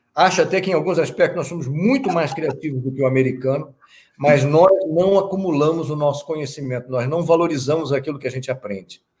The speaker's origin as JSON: {"language": "Portuguese", "country": "Brazil", "said": "eu, como brasileiro"}